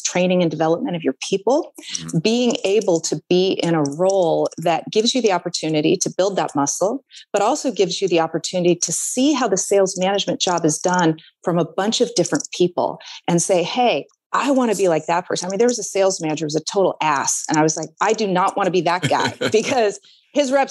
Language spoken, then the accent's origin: English; Oregon, United States; I am an Oregonian. I've been born and raised in Oregon